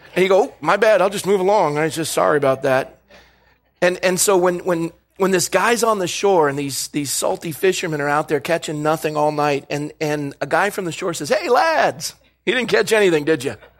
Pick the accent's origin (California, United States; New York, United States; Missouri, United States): California, United States; Coronado; when I was growing up in Coronado, California